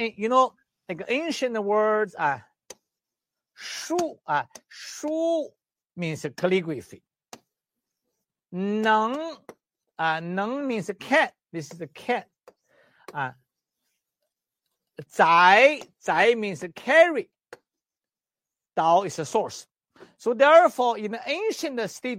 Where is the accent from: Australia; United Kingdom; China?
China; English is a second language; moved away; also born or lived in Canada; I'm the doctor from Western medicine, China, and traditional Chinese medicine, acupuncturist, herbalist in China and in Canada. When I was very small, at age 6, I did the Tai Chi